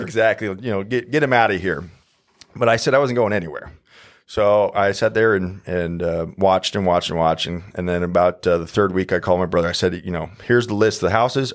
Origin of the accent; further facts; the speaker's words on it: Omaha, Nebraska, United States; born and raised in Omaha, Nebraska.